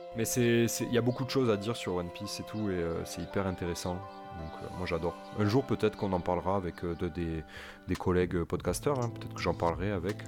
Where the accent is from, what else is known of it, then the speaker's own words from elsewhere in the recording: Toulouse, Occitania, France; chez moi à Toulouse